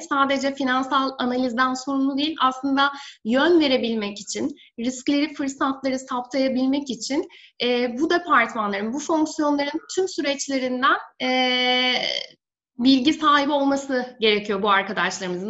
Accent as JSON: {"language": "Turkish", "region": "Denizli", "country": "Turkey", "tie": "born or raised there", "also_born_or_lived": "Istanbul", "moved": "as an adult", "said": "bin dokuz yüz seksen üç Denizli doğumluyum. Ee, üniversite eğitimime kadar Denizli'de yaşadım. Daha sonra üniversite eğitimi için İstanbul'a taşındım."}